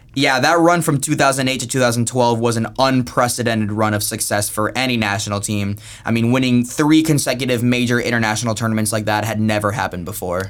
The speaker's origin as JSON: {"language": "English", "country": "United States", "moved": "yes", "lives_now": "Spain", "said": "we're from America"}